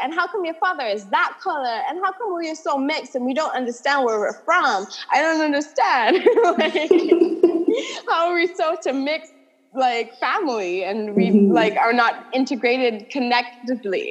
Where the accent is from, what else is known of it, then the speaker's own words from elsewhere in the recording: Antigua & Barbuda; also born or lived in California; I was born and raised in Antigua